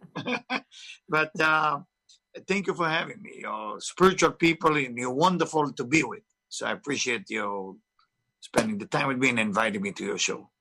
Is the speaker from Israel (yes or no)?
yes; Israel; English is a second language; moved away; I was born in Israel, of course. You can hear my accent is not from Tennessee